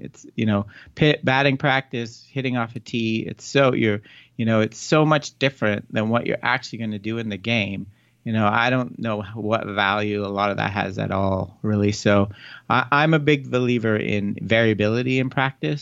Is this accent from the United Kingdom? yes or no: no; Canada; moved away as an adult; also born or lived in Ontario, Toronto area; now in Arizona, United States; I'm from Canada originally.